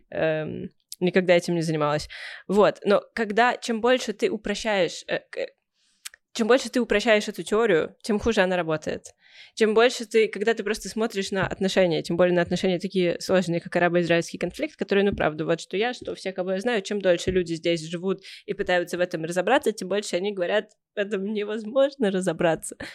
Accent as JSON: {"language": "Russian", "country": "Russia", "tie": "born there", "said": "я родилась в крупном городе, ты родилась в маленьком городе, я родилась э, в России"}